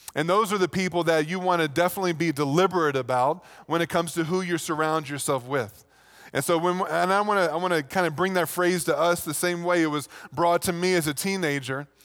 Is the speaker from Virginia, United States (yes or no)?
yes; Virginia, United States; moved away; back in Virginia, that's pretty much what you did